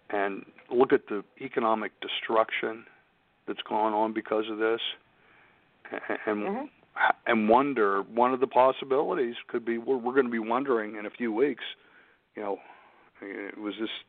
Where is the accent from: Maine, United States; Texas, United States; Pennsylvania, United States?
Pennsylvania, United States; Pittsburgh; That's that's my hometown, yeah.